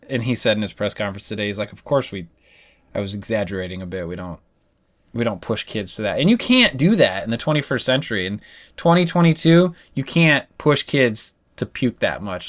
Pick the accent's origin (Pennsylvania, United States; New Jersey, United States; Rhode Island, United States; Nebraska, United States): Nebraska, United States; I was from Nebraska